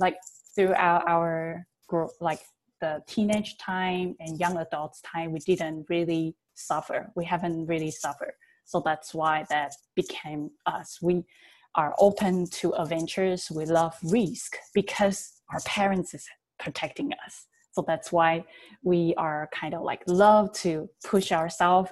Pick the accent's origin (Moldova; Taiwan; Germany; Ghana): Taiwan; I was born and raised in Taiwan